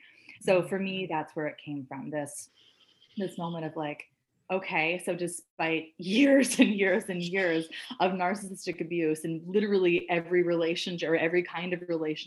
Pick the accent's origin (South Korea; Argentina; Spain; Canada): Canada; I'm Canadian